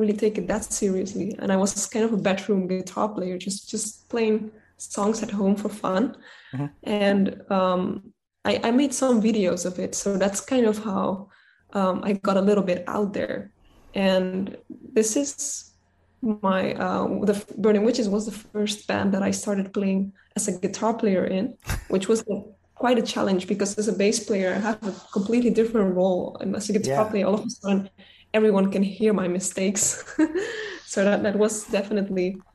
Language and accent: English; Netherlands; I'm from the Netherlands, so it's kind of, I mean, I'm half Spanish, but I am Dutch